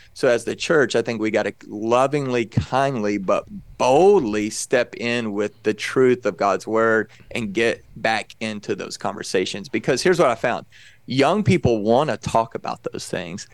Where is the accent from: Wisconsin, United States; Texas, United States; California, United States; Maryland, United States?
Texas, United States; I grew up in Texas